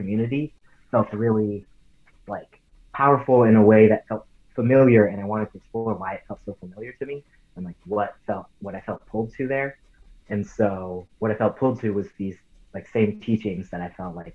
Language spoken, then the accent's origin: English; Santa Ana, California, United States; I'm from Santa Ana, California. I grew up in the Orange County area